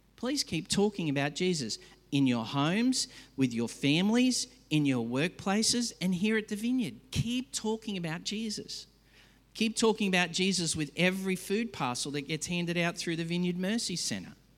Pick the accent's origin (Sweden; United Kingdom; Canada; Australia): Australia; I hate as an Aussie